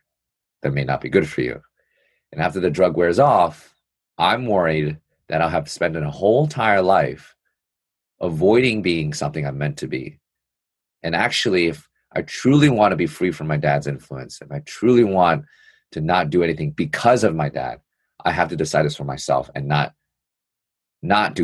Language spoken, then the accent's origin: English; New York City, New York, United States; I'm born and raised in New York City